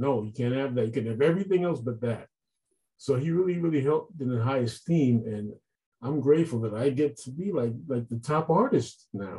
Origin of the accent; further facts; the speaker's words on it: Brooklyn, New York, United States; also born or lived in New Jersey; I grew up in Brooklyn, New York.